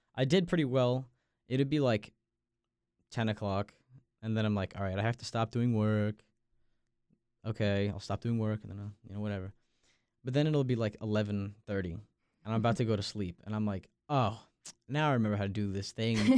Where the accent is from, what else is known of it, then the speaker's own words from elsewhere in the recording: Long Island, New York, United States; now in Raleigh, United States; I'm from Long Island, New York